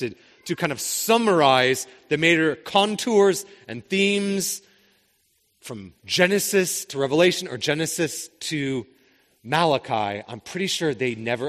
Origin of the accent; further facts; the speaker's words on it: Spokane, Washington, United States; I grew up in Spokane